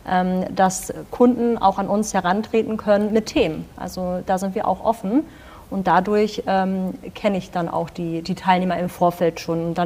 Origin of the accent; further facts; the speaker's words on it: North Rhine-Westphalia, Germany; Und ich meine, wir als äh, Münsterländer, als Westfale sind das Fahrradfahren durchaus